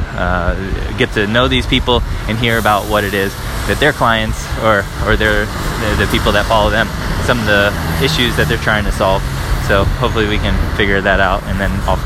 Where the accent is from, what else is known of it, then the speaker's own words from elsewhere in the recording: United States; moved away as an adult; now in Paris, France; I'm an American living in Paris, France at the moment